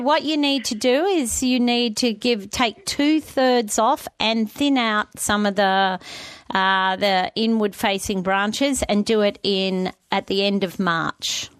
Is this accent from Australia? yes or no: yes; New South Wales, Australia; I grew up in New South Wales